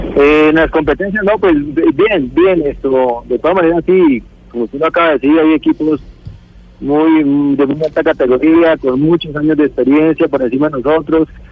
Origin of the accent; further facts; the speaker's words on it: Colombia; soy colombiano